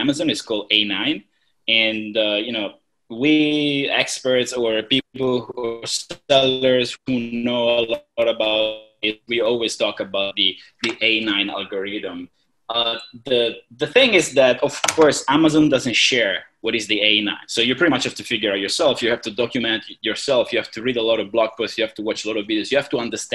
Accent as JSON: {"language": "English", "country": "Italy", "also_born_or_lived": "China / Hong Kong", "moved": "as an adult", "lives_now": "Thailand", "said": "I'm originally from Italy."}